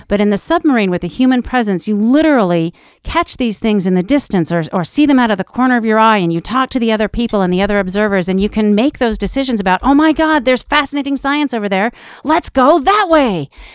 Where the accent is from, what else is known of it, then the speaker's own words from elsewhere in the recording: Iowa, United States; I grew up in Iowa.